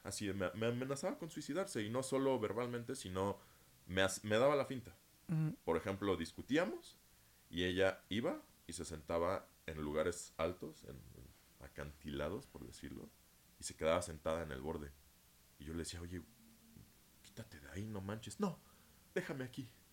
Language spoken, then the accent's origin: Spanish; Mexico; Yo nací en México